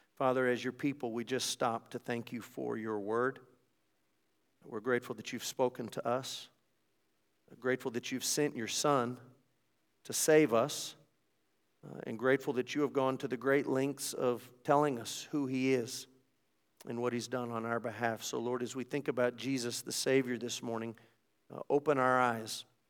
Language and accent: English; United States; as an American